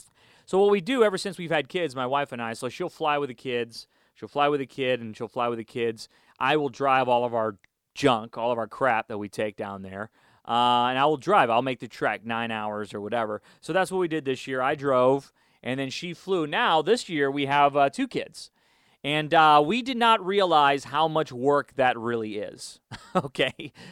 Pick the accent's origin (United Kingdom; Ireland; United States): United States; Chicago, Illinois; now in Houston, United States; We moved to Houston in 92. And funny story with that, we came from Chicago, and we moved to Houston. My dad got transferred.